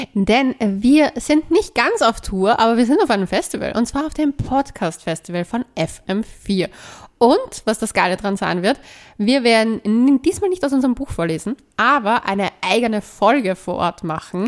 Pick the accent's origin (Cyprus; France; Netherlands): Cyprus; now in Vienna, Austria; mein Heimatland. Nein, fahrt nicht nach Zypern